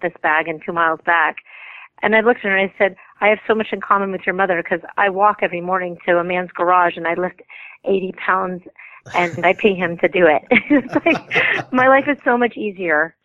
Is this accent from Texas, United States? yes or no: yes; Canada and Texas, United States; now in Los Angeles, United States; I'm a Southern girl, too. I was raised in Canada and Texas.